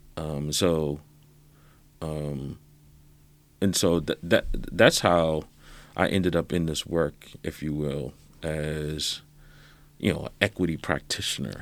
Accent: South Carolina, United States; Growing up in South Carolina, where a classmate of mine called me the N-word

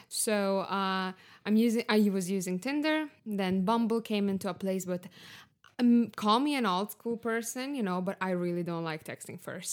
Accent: Lithuania; moved away as an adult; also born or lived in Barcelona, Spain / Stockholm, Sweden; now in Berlin, Germany; I'm from Lithuania, uh, currently living in Berlin

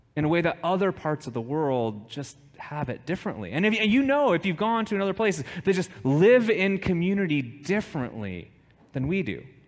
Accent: United States; we are quite American

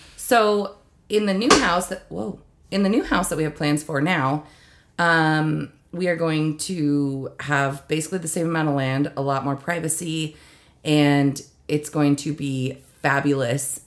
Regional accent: United States; I was born and raised in East Valley

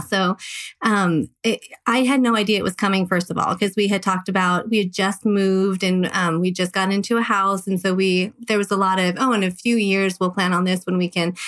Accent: Southern California, United States; now in Las Vegas, United States; I'm actually originally from Southern California

